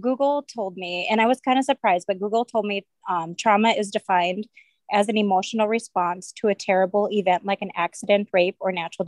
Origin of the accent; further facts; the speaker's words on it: Bismarck, North Dakota, United States; I am from Bismarck